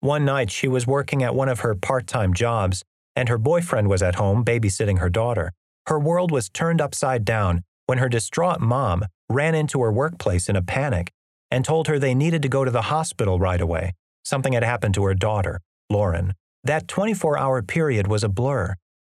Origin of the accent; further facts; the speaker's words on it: Amarillo, Texas, United States; All the same stuff that I was wrestling with in my hometown of Amarillo was waiting for me in Dallas.